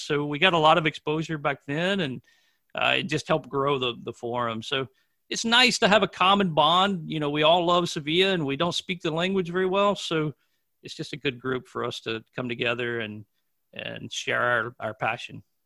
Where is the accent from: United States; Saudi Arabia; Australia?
United States; Manassas, Virginia; I'm from Manassas, Virginia, which is very close to Washington, D.C., on the east coast of the United States.